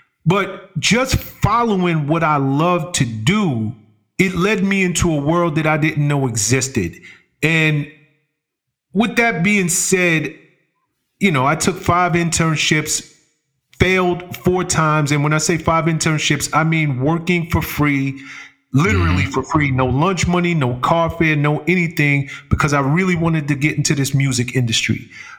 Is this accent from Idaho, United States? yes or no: no; Bronx, New York, United States; hip hop mm-hmm. was it was born and bred in the South Bronx. So I came up in a borough that right. was birthing this new art form.